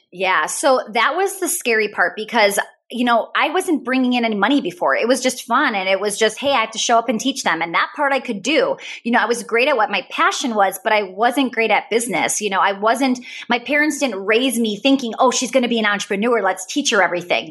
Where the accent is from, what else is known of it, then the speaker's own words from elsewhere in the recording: Wisconsin, United States; I'm from Wisconsin